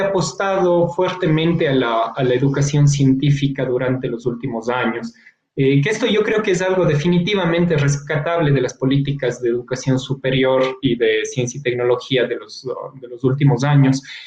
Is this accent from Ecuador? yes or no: yes; Ecuador; como científico, como ecuatoriano